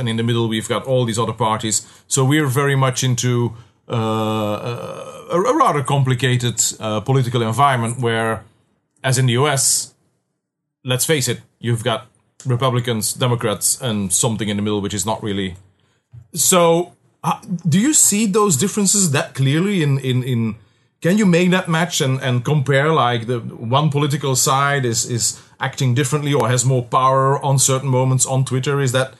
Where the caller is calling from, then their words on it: Belgium; for us Europeans, I mean, in Europe, I'm calling you from Belgium.